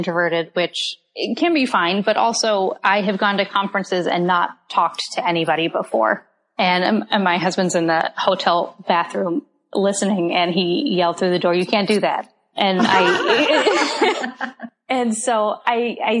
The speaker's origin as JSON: {"language": "English", "town": "Tampa", "region": "Florida", "country": "United States", "tie": "born or raised there", "also_born_or_lived": "Durham, North Carolina", "moved": "as an adult", "said": "I grew up on the coast of Florida in a suburb of Tampa"}